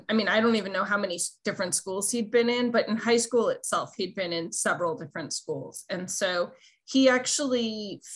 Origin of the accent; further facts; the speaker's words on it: California, United States; as a Californian